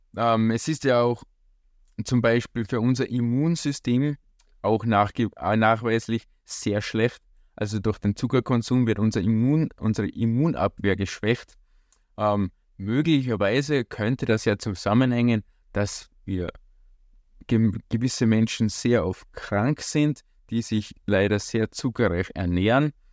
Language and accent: German; Austria; bei uns in Österreich